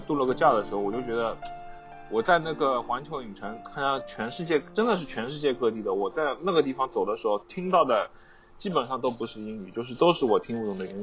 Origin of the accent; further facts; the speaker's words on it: China; now in United States; 我现在在美国工作，但是我的祖国是中国